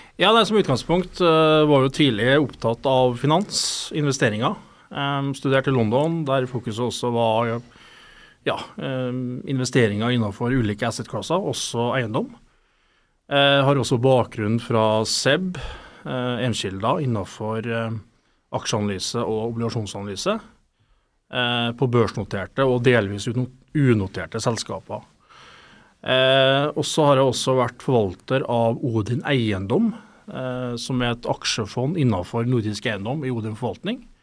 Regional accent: Steinkjer, Trøndelag, Norway; Jeg er trønder, opprinnelig fra Steinkjer

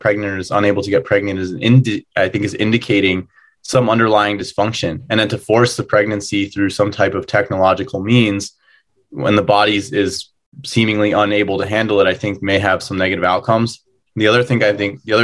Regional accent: New Jersey, United States; where I grew up in New Jersey

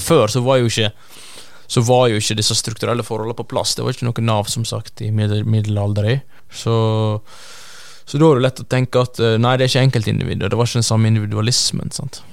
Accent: Norway; oss som nordmenn

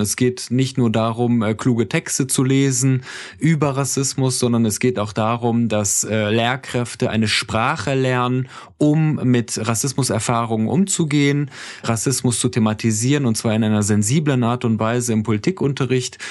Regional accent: Iran; now in Germany; ich bin im Iran geboren

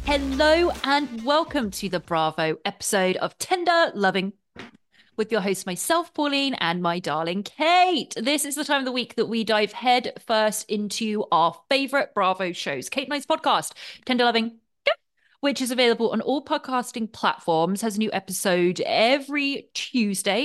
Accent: England, United Kingdom; moved away; growing up in England

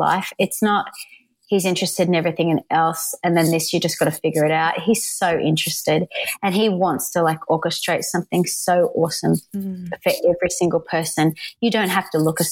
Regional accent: Australia; moved away as an adult; now in Nashville, United States; I'm Australian

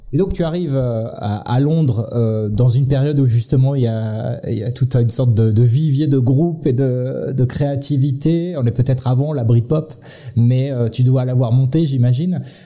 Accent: western France, France; en tant que Français, ayant vécu dans l'ouest de la France

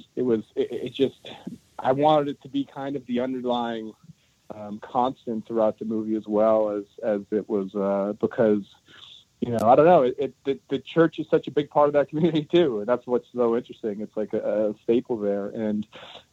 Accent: Toronto, Ontario, Canada; I'm from Toronto. I was lucky enough to grow up in a very multicultural environment through my whole life

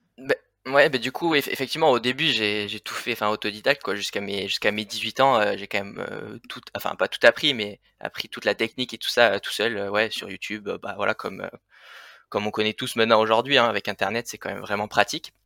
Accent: Le Vigan, Occitania, France; moved away as an adult; now in Annecy, France; moi je suis originaire donc du sud des Cévennes, voilà donc à côté du Vigan, une petite ville

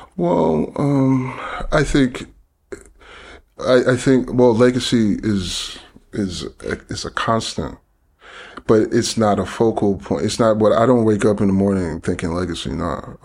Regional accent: New York City, New York, United States; I grew up in Flatbush, Brooklyn, uh, in the seventies.

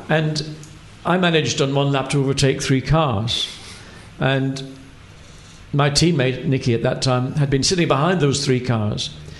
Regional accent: Ireland; moved away as an adult; And when I came over from Ireland, whenever I started in 1970, racing in Formula 2

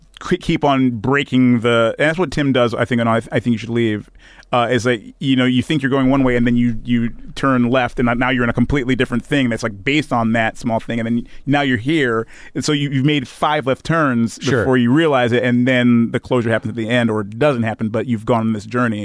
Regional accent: Detroit, Michigan, United States; You know, so we're all from Detroit.

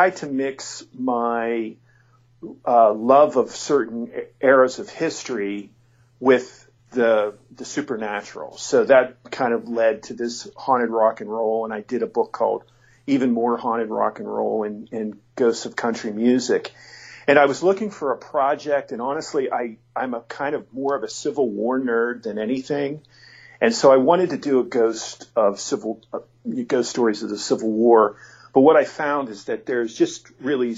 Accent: near Penn State, Pennsylvania, United States; born or raised there

